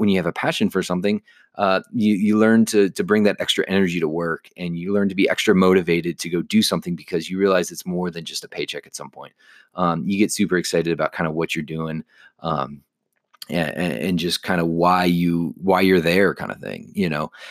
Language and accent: English; Chicago, Illinois, United States; I grew up just in the Chicagoland area